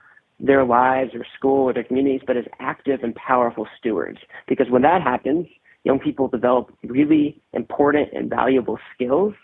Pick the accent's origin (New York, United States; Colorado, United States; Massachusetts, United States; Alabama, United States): Massachusetts, United States; Bedford; moved away as an adult; also born or lived in Charleston, South Carolina; now in Tulsa, United States; I'm originally from Bedford, Massachusetts